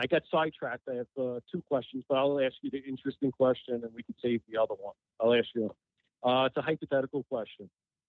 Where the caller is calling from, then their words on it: New York City, New York, United States; from New York City.